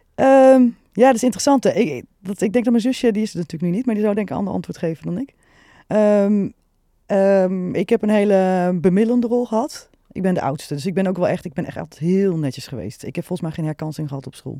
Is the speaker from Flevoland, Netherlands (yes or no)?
no; Nieuwegein, Utrecht, Netherlands; Ik ben echt geboren Utrecht. Getogen Nieuwegein